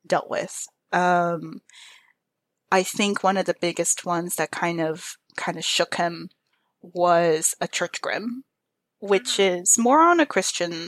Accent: Texas, United States; I was raised in Texas, but my family's from like hardcore Mexico

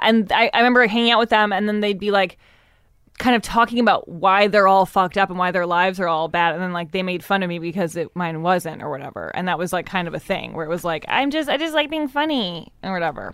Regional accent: Evanston, Illinois, United States; I grew up in Evanston

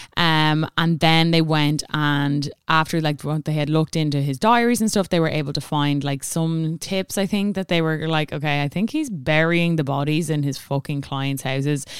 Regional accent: Ireland; we all know in Ireland we celebrate Saint Stephen's Day

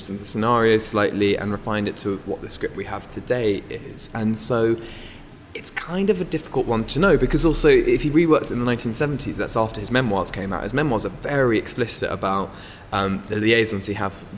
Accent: London, United Kingdom; I grew up in London

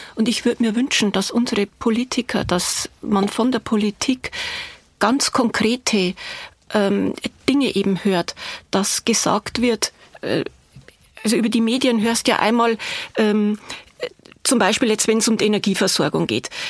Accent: Bavaria, Germany; accent: Bavarian; Sie sind aus Bayern? Ja, erkennt man an der Sprache.

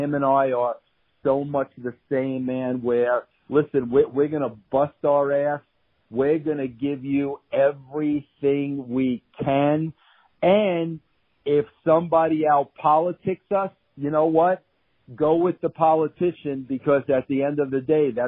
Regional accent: Long Island, New York, United States; I was from Long Island. We were both Italian.

